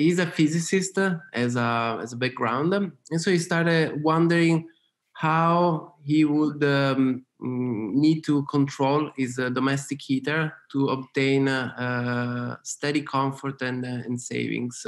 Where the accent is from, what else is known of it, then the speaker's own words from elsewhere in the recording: Turin, Piedmont, Italy; moved away as an adult; also born or lived in London / Austin, Texas; I was born in Torino, which is Northeast Italy.